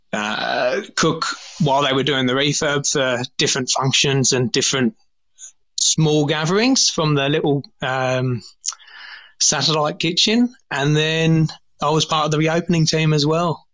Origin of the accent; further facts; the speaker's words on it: England, United Kingdom; moved away as an adult; now in Australia; I was born born in England, um, started washing up when I was thirteen, and and now I'm I'm I'm obviously stuck in Australia